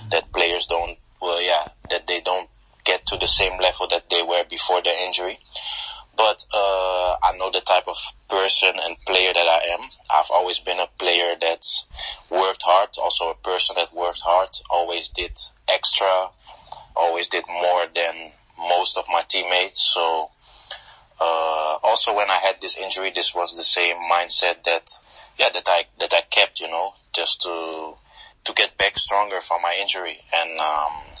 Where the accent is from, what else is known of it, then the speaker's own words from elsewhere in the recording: Netherlands; moved away as an adult; also born or lived in Portugal; I was born in Holland. So I started my career in Holland